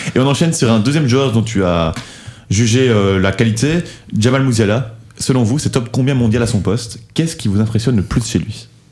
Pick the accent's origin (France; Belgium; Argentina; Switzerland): Belgium; en tant que Belge